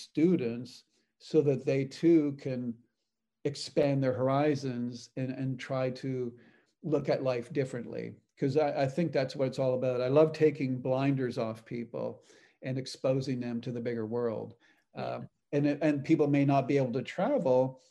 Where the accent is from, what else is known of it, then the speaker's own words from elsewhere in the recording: Canada; moved away as an adult; also born or lived in Texas, United States; now in United States; I'm from Canada. Both grew up on farms